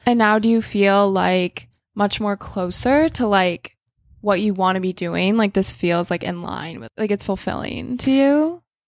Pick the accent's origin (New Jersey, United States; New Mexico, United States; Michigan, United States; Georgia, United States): Michigan, United States; I grew up in Michigan